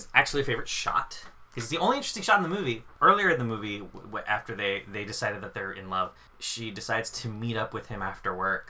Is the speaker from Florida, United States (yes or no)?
no; New York, United States; I kind of sound like I'm from New Jersey, but I'm New York. I promise. I swear.